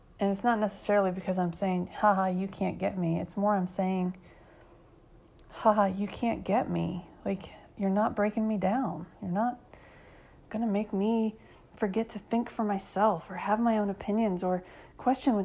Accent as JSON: {"language": "English", "country": "United States", "said": "I'm 7 generations into being American"}